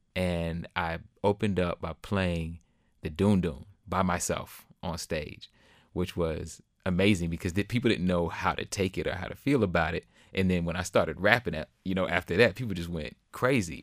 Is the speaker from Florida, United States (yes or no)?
yes; Jacksonville, Florida, United States; now in Austin, United States; my hometown of Jacksonville, Florida